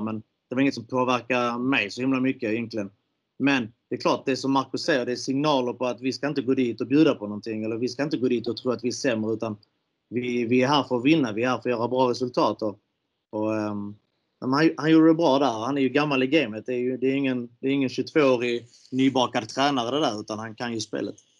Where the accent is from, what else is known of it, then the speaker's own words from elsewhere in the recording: Malmö, Skåne, Sweden; jag är uppvuxen i Malmö